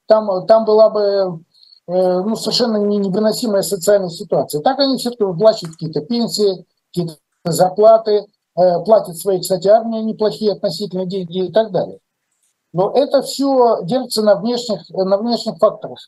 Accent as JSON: {"language": "Russian", "town": "Lviv", "region": "Lviv Oblast", "country": "Ukraine", "said": "мой э, земляк Виталий Манский, мы из Львова"}